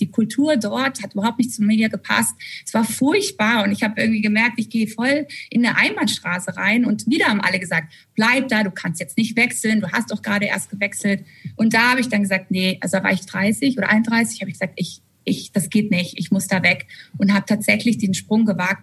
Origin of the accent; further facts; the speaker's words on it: Germany; also born or lived in San Francisco / Hamburg; ich als Deutsche